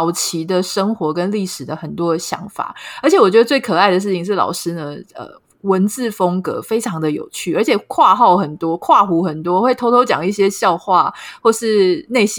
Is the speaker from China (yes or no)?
no; Taiwan; 我们常常说自己炎黄子孙，哎，台湾人好像也不怀疑